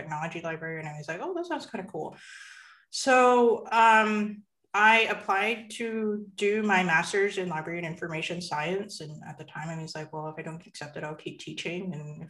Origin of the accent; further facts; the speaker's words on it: Canada; I am born and raised Canadian and very much identify as a Chinese Canadian